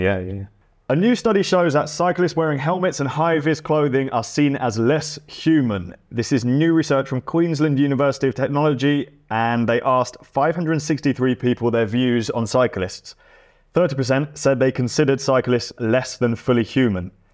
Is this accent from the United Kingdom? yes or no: yes; England, United Kingdom; being English